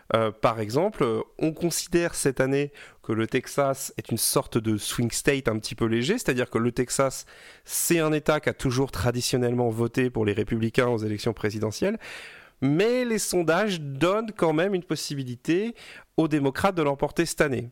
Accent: Brittany, France; je suis breton

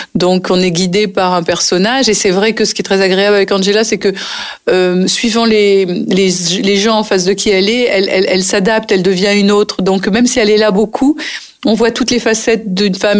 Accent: Nice, Provence-Alpes-Côte d'Azur, France; moved away as an adult; also born or lived in Paris; j'ai passé toute mon enfance à Nice et je suis restée à Nice jusqu'au moment où j'ai décidé d'être comédienne et de partir à Paris. Donc j'avais 22 ans

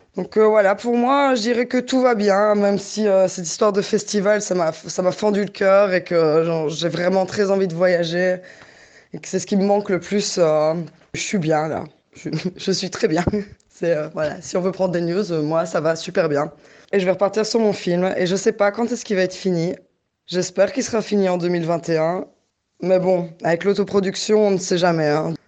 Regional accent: Liège, Wallonia, Belgium; also born or lived in Brussels; je suis retournée vivre à Liège, ma ville natale

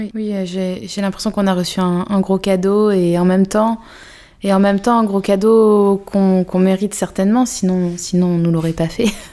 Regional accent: Vaucluse, Provence-Alpes-Côte d'Azur, France; J'ai grandi à sur Sorgue dans le Vaucluse

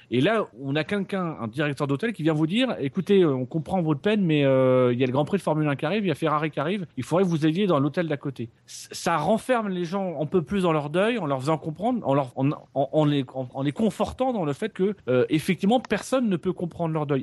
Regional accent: France; chez nous en France

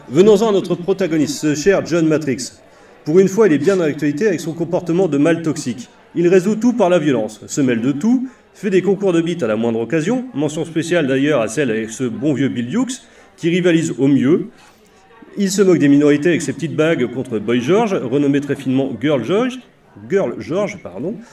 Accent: Normandy, France; je suis normand.

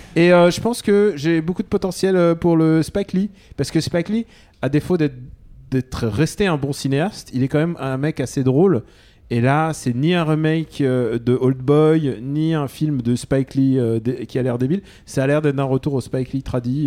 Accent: France; Je suis russe. Enfin, je suis né en France, mais, mais, je, suis, mais je suis russe de cœur

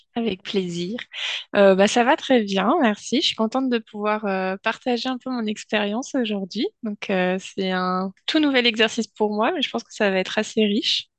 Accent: Finistère, Brittany, France; je suis euh, une bonne euh, bretonne, pure beurre, euh, plus précisément du Finistère

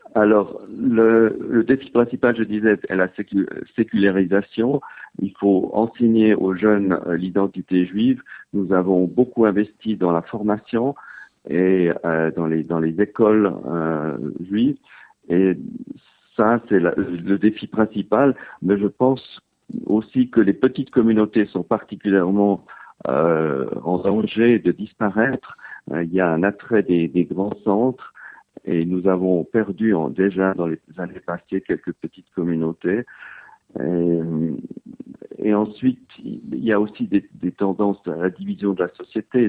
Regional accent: Switzerland; moved away as an adult; also born or lived in Geneva / Lugano / Zurich; now in Bern, Switzerland; j'ai grandi à Genève et à Lugano, dans la partie donc francophone et italophone de Suisse

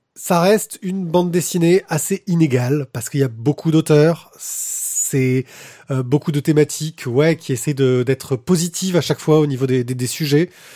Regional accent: Corsica, France; moved away; j'ai grandi en Corse

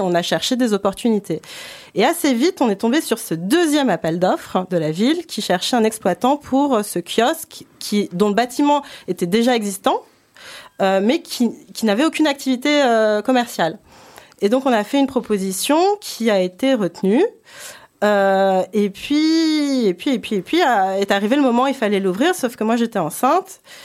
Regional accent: Paris, Île-de-France, France; moved away; je suis franco-japonaise, je suis née à Paris, j'ai grandi à Paris

